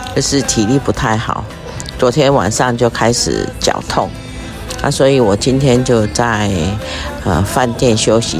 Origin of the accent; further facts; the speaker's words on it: Taiwan; 我们台湾同胞对日本的经济哈，真的是贡献不少